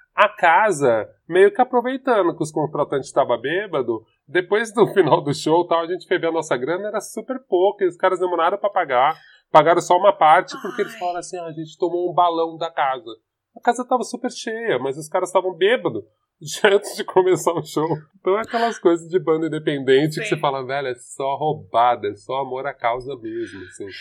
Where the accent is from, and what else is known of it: São Paulo, Brazil